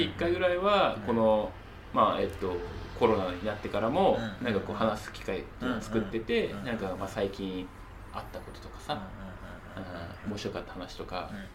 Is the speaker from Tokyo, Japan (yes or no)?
yes; Tokyo, Japan; 東京育ち、